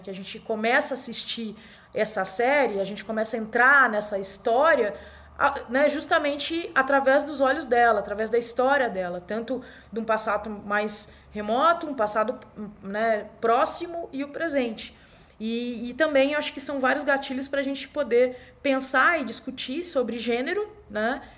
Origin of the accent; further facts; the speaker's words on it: Brazil; para nós aqui que somos brasileiros e brasileiras